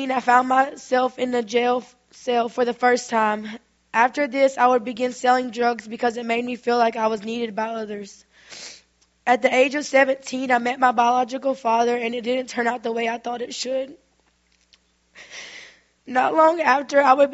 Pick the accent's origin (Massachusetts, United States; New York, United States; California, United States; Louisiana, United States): Louisiana, United States; Minden; I'm from Minden, Louisiana. I grew up in what I would consider a wonderful home.